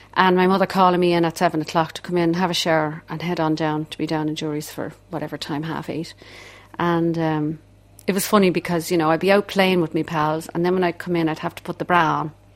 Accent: Dublin, Leinster, Ireland; accent: Dublin; my accent was a bit too strong, my Dublin accent

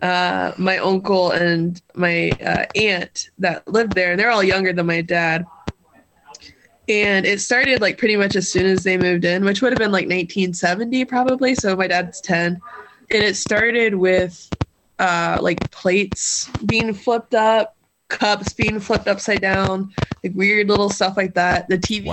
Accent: Southern Ohio, United States; I'm from Southern Ohio

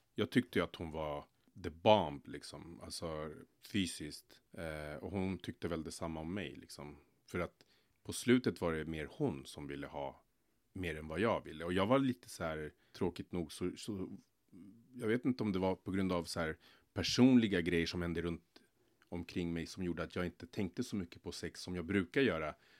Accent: Stockholm, Stockholm County, Sweden; also born or lived in Solna; jag är uppväxt i Rinkeby eh, fram tills jag var 16 år. Sen flyttade jag till Solna bland annat

